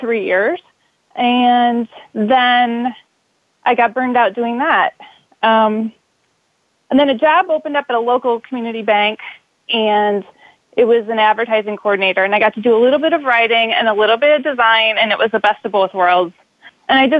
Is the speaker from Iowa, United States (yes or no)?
yes; Dubuque, Iowa, United States; born and raised in Dubuque, Iowa, which is right on the Mississippi River in the Bluffs